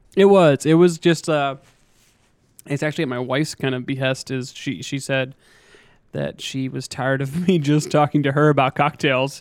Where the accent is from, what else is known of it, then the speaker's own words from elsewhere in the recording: western Pennsylvania, United States; moved away as an adult; now in Augusta, United States; I grew up in Pennsylvania, uh, small town kid, kind of on the western side of the, of the state. Not quite Pittsburgh